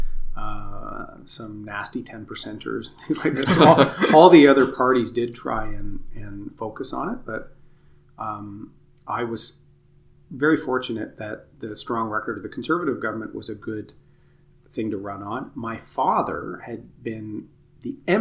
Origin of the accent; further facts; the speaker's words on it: Durham riding, Ontario, Canada; It's my hometown where I grew up.